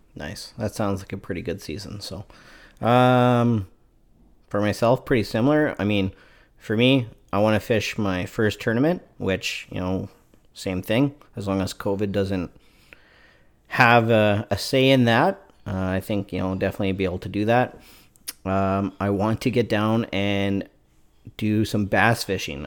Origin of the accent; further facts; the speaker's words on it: Canada; I'm from Canada